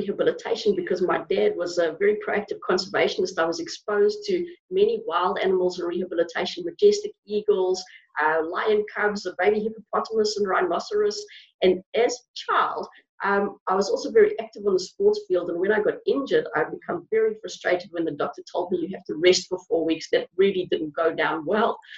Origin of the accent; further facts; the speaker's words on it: South Africa; moved away; I grew up in Africa. And growing up in South Africa